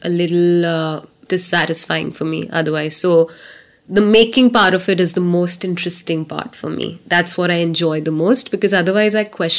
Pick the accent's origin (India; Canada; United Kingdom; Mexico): India; I was from India